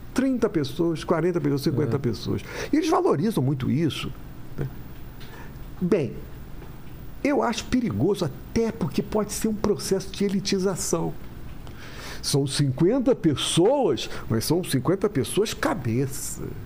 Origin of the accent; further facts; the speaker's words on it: Rio de Janeiro, Brazil; eu sou carioca